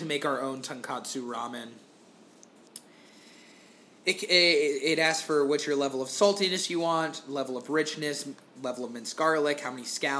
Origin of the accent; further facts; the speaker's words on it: Florida, United States; I grew up in Florida